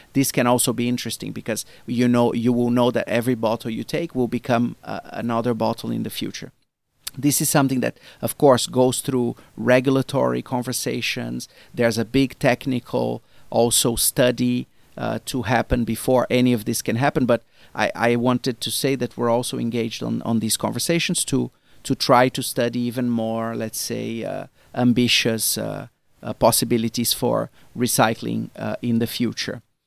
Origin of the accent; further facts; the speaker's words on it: Brazil; now in China; me as a Brazilian, I come from Brazil originally